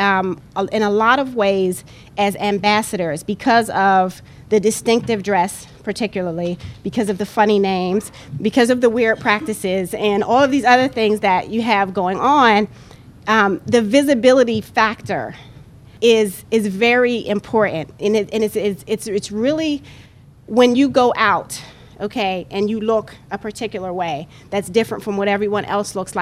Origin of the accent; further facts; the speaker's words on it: United States; My ancestors were enslaved in this country. My family history, I know, at least goes back 6 generations. I know who my progenitor was in slavery, you know, my great-great-great-grandmother. So if I'm not American, then nobody is